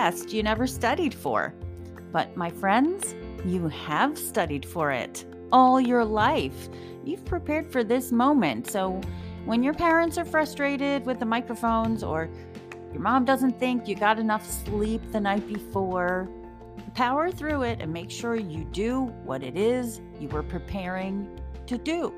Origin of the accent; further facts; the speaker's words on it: Wilmington, Delaware, United States; I'm from Wilmington, Delaware, just down the turnpike.